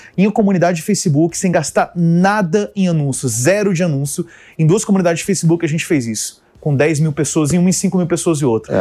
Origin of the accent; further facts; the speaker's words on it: Brasília, Federal District, Brazil; also born or lived in United States; Sou de Brasília. Eu nasci fora, eu sou americano e vim para Brasília com 4, 5 anos de idade, pequenininho.